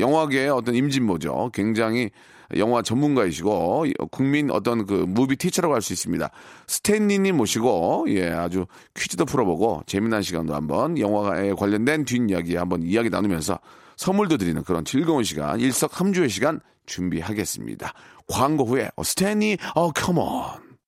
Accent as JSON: {"language": "Korean", "country": "South Korea"}